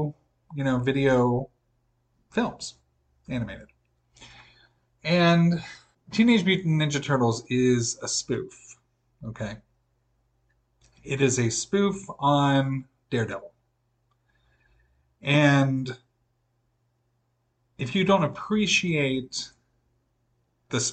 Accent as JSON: {"language": "English", "region": "Midwest", "country": "United States", "tie": "born or raised there", "said": "born and raised in the Midwest"}